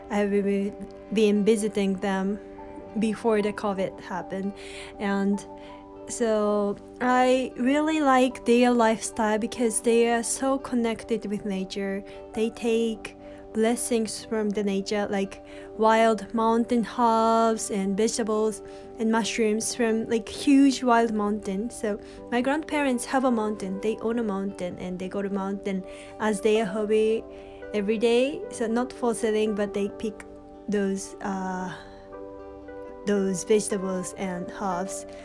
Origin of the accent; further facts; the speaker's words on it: Tokyo, Japan; also born or lived in Tohoku, Japan / Egypt / India; I have lived in Egypt for three years when I was a little and most of my life I grew up in Tokyo, capital in Japan